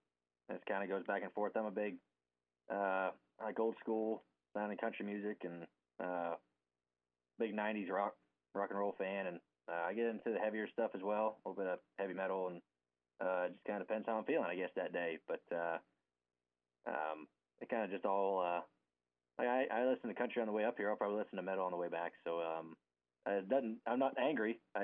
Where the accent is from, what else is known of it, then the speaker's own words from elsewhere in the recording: Ohio, United States; Me and my dad, we're both from Ohio.